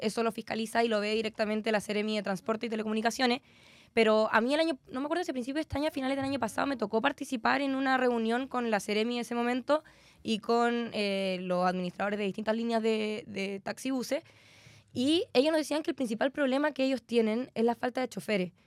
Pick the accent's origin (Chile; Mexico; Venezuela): Chile; Concepción, Biobío; soy concejala, soy penquista